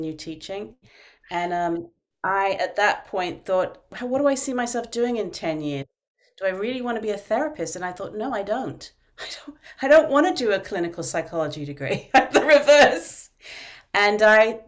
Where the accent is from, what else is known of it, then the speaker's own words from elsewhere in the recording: London, United Kingdom; moved away as an adult; also born or lived in Vermont; now in United States; I'm from the UK, you can probably tell from my accent, although people always think I'm from Australia or South Africa, but I'm originally from London